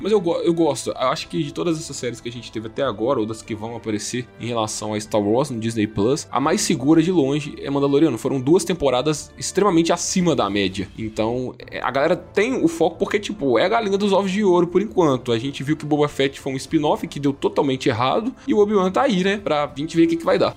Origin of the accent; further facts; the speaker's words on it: Brazil; eu como um bom brasileiro